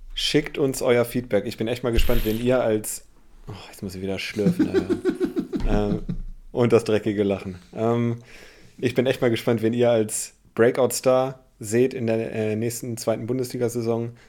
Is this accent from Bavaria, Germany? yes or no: no; Bremen, Germany; ich als Bremer